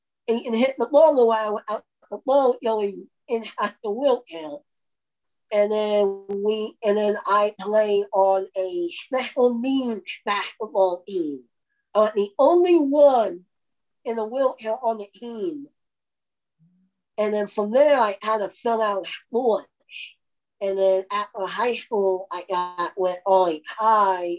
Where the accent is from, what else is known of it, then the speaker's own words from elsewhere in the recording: Indiana, United States; I'm from Indiana, and basketball is a big thing here in Indiana